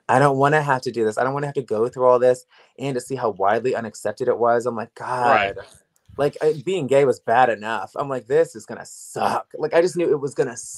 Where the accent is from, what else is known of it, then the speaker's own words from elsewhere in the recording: Woodbridge, Virginia, United States; moved away as an adult; also born or lived in Los Angeles; I'm from Woodbridge, Virginia